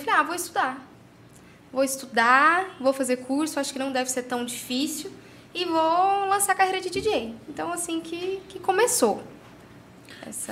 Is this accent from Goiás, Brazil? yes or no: yes; Caldas Novas, Goiás, Brazil; nasci aqui em Caldas Novas